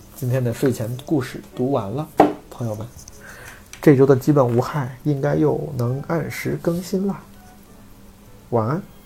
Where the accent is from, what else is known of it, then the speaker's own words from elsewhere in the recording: Zhengzhou, Henan, China; moved away; 我那天回老家，回郑州